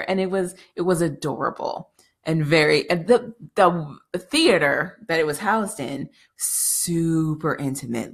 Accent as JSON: {"language": "English", "country": "United States", "said": "as an American"}